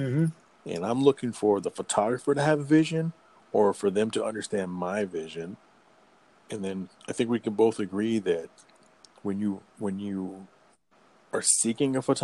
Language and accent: English; Texas, United States; moved away as an adult; now in Michigan, United States; I was raised in Texas